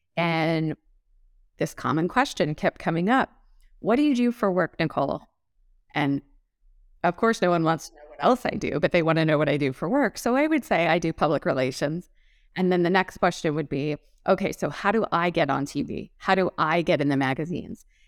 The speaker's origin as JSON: {"language": "English", "town": "Los Angeles", "region": "California", "country": "United States", "tie": "born or raised there", "moved": "as an adult", "lives_now": "Scottsdale, United States", "said": "I grew up in Los Angeles"}